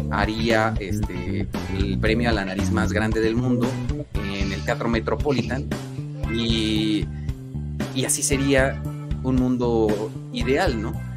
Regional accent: Mexico

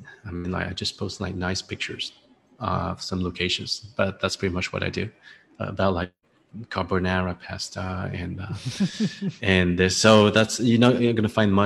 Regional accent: France; accent: French; now in Ho Chi Minh City, Vietnam; my French accent

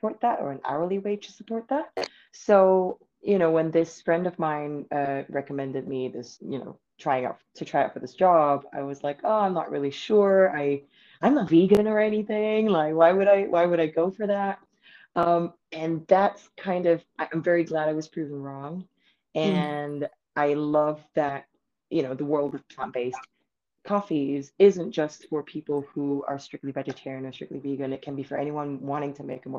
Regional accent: Singapore; moved away as an adult; also born or lived in United Kingdom; I'm from Singapore, and I only started working in coffee after I left Singapore and moved to the United Kingdom, where I was based for 9 years

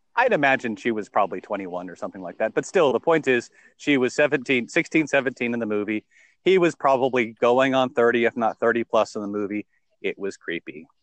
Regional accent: United States; also born or lived in United Kingdom; I, I, was born in America. Um, I'm native here.

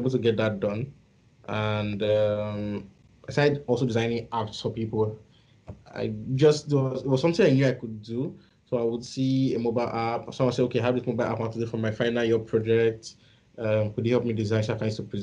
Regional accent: Edo, Nigeria; So I grew up in a place called Edo State

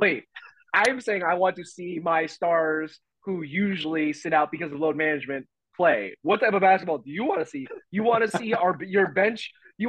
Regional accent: Orlando, Florida, United States; from Orlando, I'm from Florida

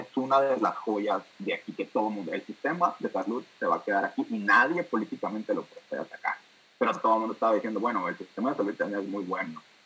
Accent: Hermosillo, Sonora, Mexico; moved away as an adult; also born or lived in Monterrey, Mexico; now in London, United Kingdom; nacido y criado en Hermosillo por 20 años

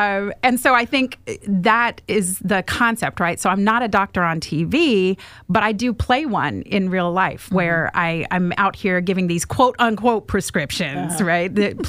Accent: Oregon, United States; born there; So I was born in Central Oregon, and a tiny little town.

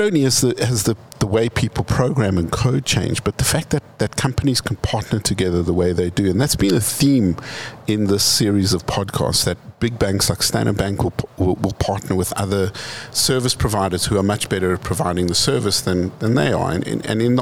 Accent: Johannesburg, Gauteng, South Africa; we're from Joburg. Joburg is a hustler city

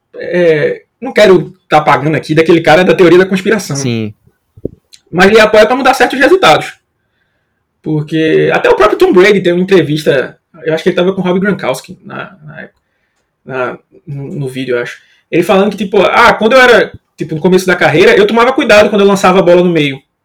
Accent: Northeast Region, Brazil; eu não sou de São Paulo, né? Nem de Minas Gerais como o Otávio, né? Sou nordestino

